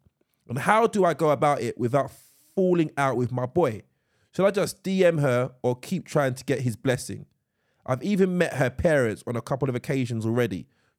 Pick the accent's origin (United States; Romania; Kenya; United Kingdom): United Kingdom; London; moved away; We both live away from home, but we're both from London.